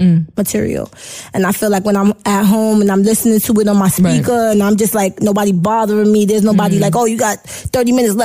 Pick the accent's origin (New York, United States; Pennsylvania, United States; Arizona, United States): New York, United States; New York City; also born or lived in Jamaica (roots); We ain't just Brooklyn. We got that little Caribbean flavor.